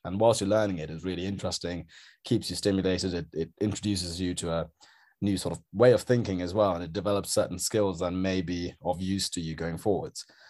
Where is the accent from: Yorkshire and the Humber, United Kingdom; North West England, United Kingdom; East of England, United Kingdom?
East of England, United Kingdom; Norwich; moved away as an adult; also born or lived in Sri Lanka; now in London, United Kingdom; I grew up in Norwich, so I had a relatively kind of small town